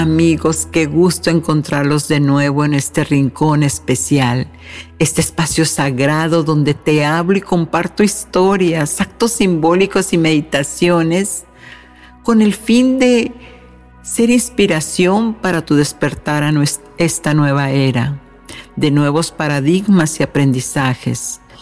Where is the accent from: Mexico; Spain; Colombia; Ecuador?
Mexico; México, mi país de origen